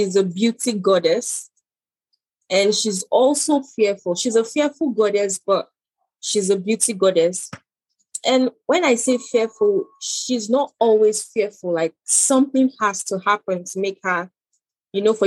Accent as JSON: {"language": "English", "region": "Cross River", "country": "Nigeria", "also_born_or_lived": "Calabar", "said": "I'm from Cross River State, the central part, precisely. But I reside in Calabar"}